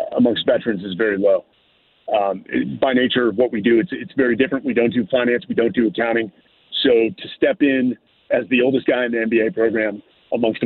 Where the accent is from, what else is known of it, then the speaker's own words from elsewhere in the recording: Northern California, United States; I was born and raised in Northern California